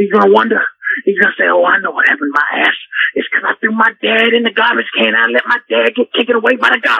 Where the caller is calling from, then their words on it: Clarksdale, Mississippi, United States; I'm calling from Clarksdale, Mississippi.